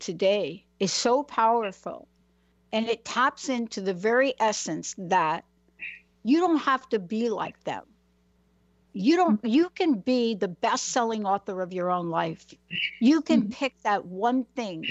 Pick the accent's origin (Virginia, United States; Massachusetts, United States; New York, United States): New York, United States; New York City; moved away; I'm from New York. I'm from the Bronx